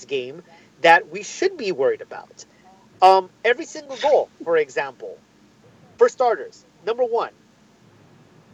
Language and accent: English; Southern California, United States; we're from Southern California.